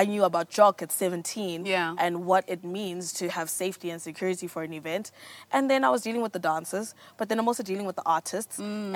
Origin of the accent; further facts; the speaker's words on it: Johannesburg, Gauteng, South Africa; also born or lived in Pretoria; I was born in 91 in Joburg, raised by divorced parents